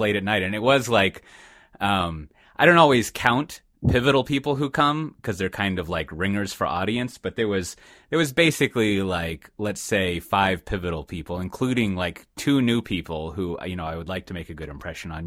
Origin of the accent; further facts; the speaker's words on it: Austin, Texas, United States; I'm fucking from Austin